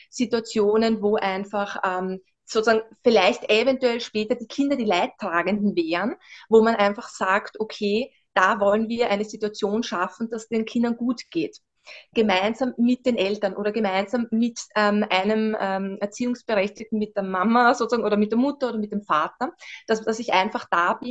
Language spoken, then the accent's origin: German; Vienna, Austria; Wie gesagt, ich bin aus Österreich, wie schon an, anfangs erwähnt, ähm, genau aus Wien.